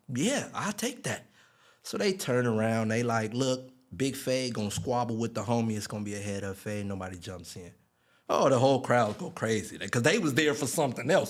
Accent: Long Beach, California, United States; born or raised there

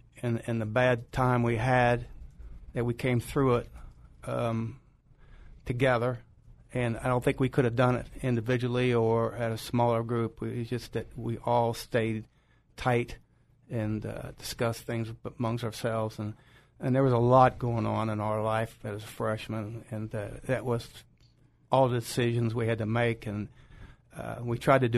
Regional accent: Cincinnati, Ohio, United States; moved away as an adult; I'm from Cincinnati

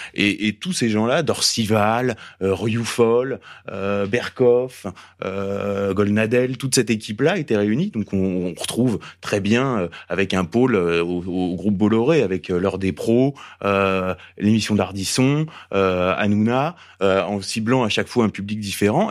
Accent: Paris, Île-de-France, France; on est parisien

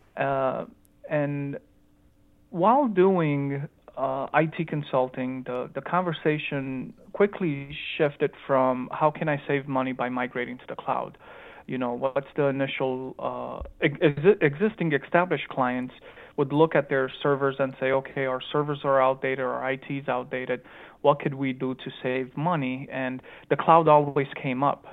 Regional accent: Chicago, Illinois, United States; accent: Romanian accent mixed with Chicagoan accent; also born or lived in Romania / Phoenix, Arizona; I was actually born in Romania, but I grew up in Chicago, Illinois

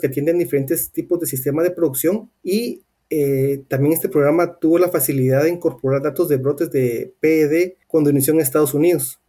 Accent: Guatemala; moved away; yo soy de Guatemala

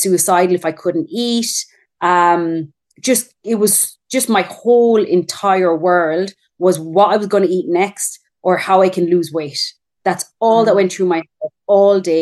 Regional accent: Ireland; moved away as an adult; now in Perth, Australia; I'm Irish. I'm just living in Australia.

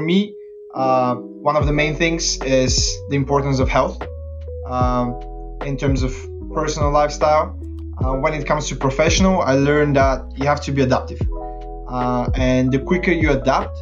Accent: Bulgaria; moved away as an adult; also born or lived in Lancaster, United Kingdom; now in London, United Kingdom; I'm from Bulgaria, but I moved to the UK about 8 years ago.

